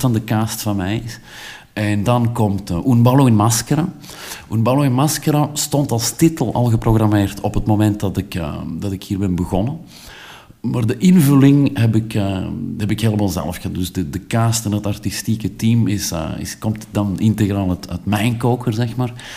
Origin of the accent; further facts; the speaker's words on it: Belgium; als Belg